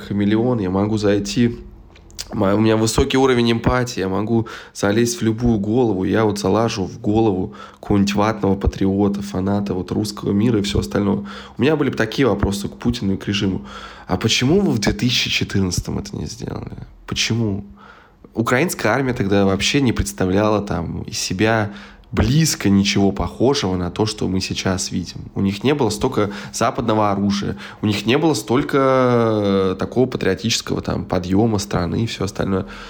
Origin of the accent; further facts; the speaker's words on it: Smolensk, Smolensk Oblast, Russia; now in Berlin, Germany; в свой Смоленск не приеду